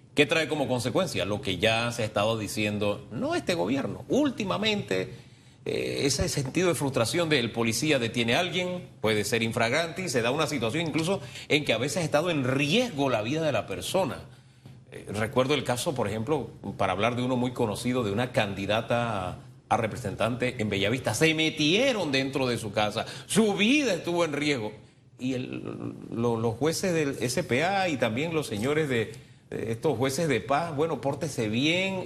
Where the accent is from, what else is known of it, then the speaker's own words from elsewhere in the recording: Panama; como panameños